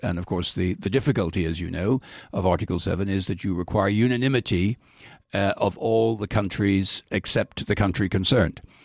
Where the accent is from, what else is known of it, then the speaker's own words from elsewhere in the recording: Dublin, Leinster, Ireland; moved away as an adult; now in United States; I come from Dublin, which is clearly, you know, a, a much more superior part of Ireland than other parts of Ireland. Uh, uh, uh, and therefore, I, my first identity entity is I'm a Dubliner